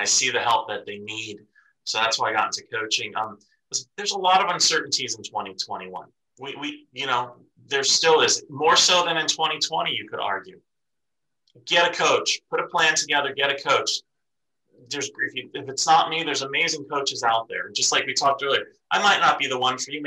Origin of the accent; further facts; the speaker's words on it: East Coast, United States; moved away; I grew up on the East Coast